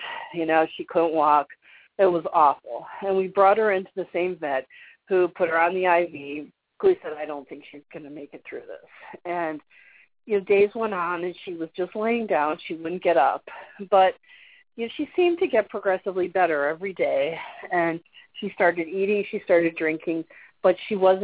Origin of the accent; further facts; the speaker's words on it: Chicago, Illinois, United States; I grew up in Chicago